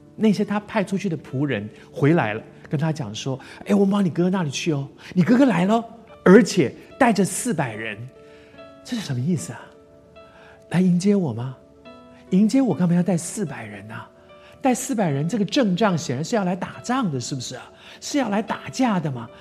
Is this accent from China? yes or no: no; Taiwan; 我在台湾长大，在这个地方二十岁，大家都得去当兵